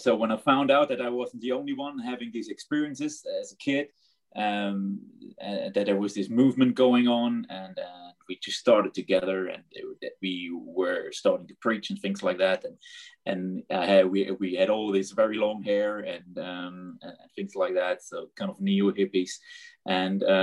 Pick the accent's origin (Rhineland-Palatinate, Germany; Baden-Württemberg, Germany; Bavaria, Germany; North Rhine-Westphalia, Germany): Baden-Württemberg, Germany; Black Forest; I basically grew up in the Black Forest area in Germany